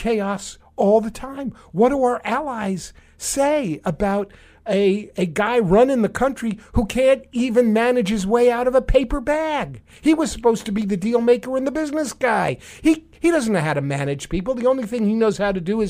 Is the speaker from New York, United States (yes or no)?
yes; New York, United States; And I'm from New York